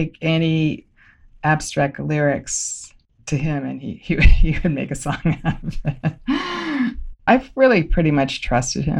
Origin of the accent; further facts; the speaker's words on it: Los Angeles, California, United States; I grew up in West LA, which feels pretty suburban